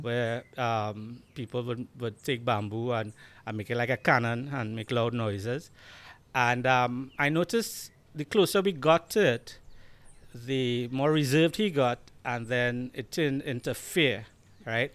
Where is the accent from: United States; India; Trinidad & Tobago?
Trinidad & Tobago; Diego Martin; accent: Trini; I grew up in Diego Martin. We are in Diego Martin right now.